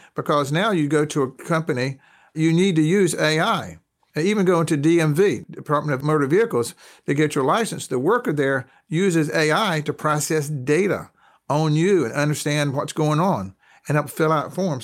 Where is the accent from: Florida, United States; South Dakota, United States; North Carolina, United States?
North Carolina, United States; I'm a Southerner. I'm from North Carolina.